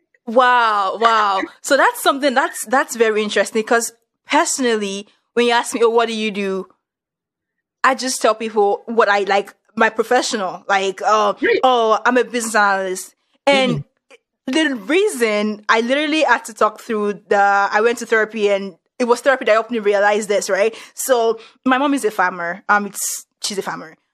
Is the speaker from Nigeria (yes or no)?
yes; Nigeria; moved away as an adult; also born or lived in northern Nigeria; now in United States; I moved to like the, the northern part of Nigeria and it's like, oh, I'm actually like Yoruba